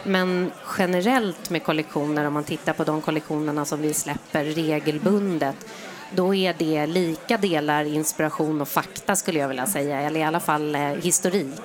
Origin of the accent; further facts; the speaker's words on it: Sweden; jag är stolt över att jag är svensk